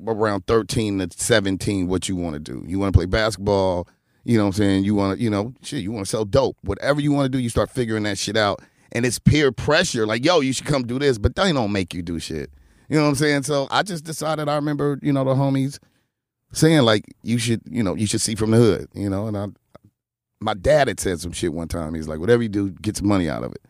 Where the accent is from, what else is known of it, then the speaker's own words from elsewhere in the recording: Los Angeles, California, United States; I grew up in the Crip neighborhood.